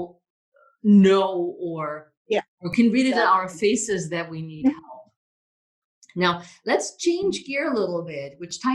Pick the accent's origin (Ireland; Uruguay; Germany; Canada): Germany; English is a second language; moved away as an adult; now in United States; I am an immigrant from Germany. And I mean, when I came here to the US 30 years ago